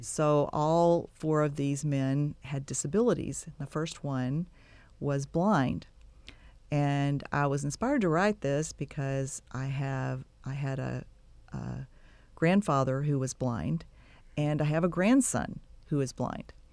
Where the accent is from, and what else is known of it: Texas City, Texas, United States; born or raised there; also born or lived in Waco / Dallas / Giddings; now in Bryan-College Station, United States